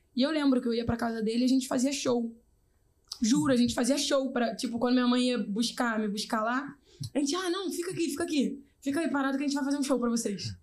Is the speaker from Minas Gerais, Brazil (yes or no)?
no; Rio de Janeiro, Brazil; also born or lived in Jacarepaguá, Rio de Janeiro; now in São Gonçalo, Brazil; eu sou nascida e criada na Rocinha